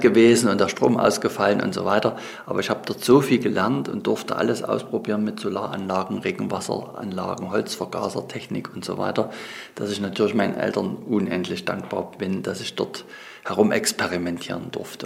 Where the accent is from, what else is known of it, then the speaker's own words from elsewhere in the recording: Saxony, Germany; Ich bin ja selber in einer Fürsterei aufgewachsen hier in Sachsen